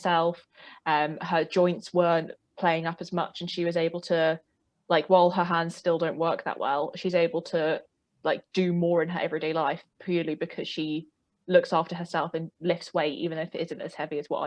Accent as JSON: {"language": "English", "region": "South East England", "country": "United Kingdom", "accent": "southeast of England", "said": "I live in England, specifically in the southeast of England, if you couldn't tell by my accent."}